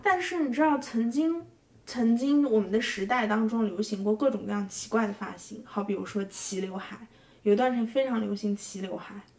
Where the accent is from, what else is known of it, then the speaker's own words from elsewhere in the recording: Xinjiang, China; also born or lived in southern China; now in Hangzhou, China; 我小时候在新疆生活